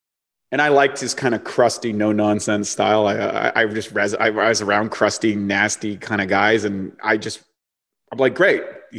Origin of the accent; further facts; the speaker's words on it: New Brunswick, Canada; like I came from New Brunswick. I haven't seen anything.